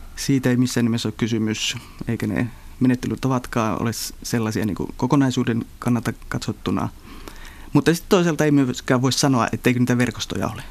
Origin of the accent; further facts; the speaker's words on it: northern Finland, Finland; tuolla pohjoisessa Suomessa, mistä itsekin olen kotoisin